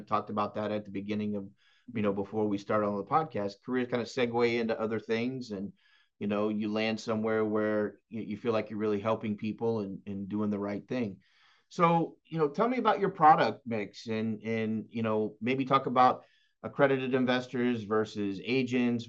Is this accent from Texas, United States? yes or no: yes; Dallas, Texas, United States; now in South Florida, United States; I'm from Dallas